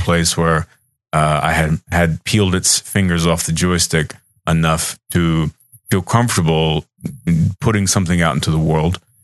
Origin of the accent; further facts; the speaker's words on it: Austin, Texas, United States; I'm from Texas. I'm from Austin